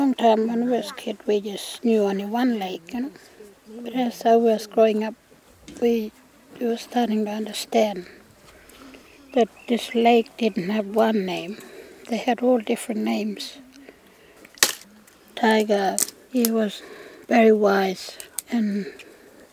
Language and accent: English; Mulan, Western Australia, Australia; also born or lived in Sturt Creek Station / Billiluna; I come from Malan